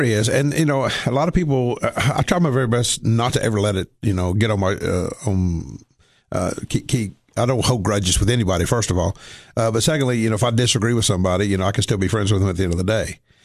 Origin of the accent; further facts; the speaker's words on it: Cookeville, Tennessee, United States; also born or lived in Somerset, Kentucky; moved down here when I was two